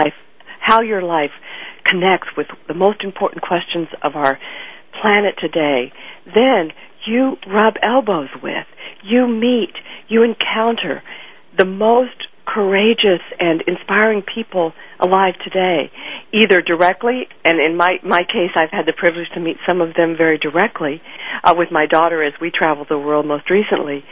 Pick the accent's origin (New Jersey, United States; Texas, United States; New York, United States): Texas, United States; Fort Worth; I grew up in Texas, in Fort Worth, Texas, in the 1950s and 60s